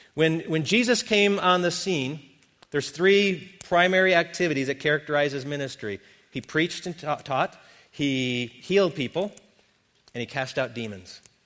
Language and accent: English; Wisconsin, United States; born or raised there; moved away